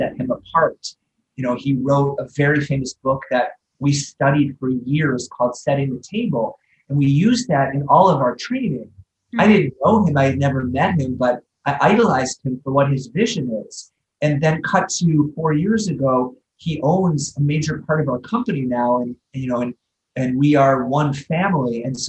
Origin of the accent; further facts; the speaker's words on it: Midwest, United States; moved away; as a Midwesterner